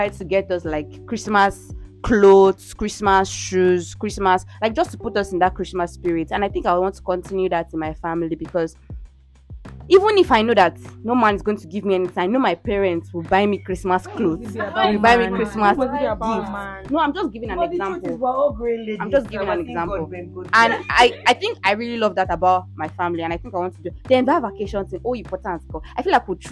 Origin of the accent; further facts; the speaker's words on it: Ile-Ife, Osun, Nigeria; when I was growing up, the fact that we all come together to the family house, because I am from Ilife